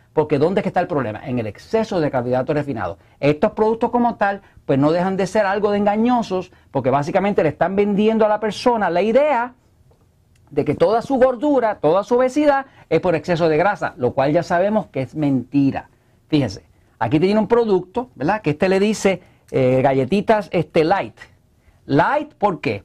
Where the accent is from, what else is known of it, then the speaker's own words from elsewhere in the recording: Puerto Rico; acá en Puerto Rico no hablamos español, acá hablamos spanglish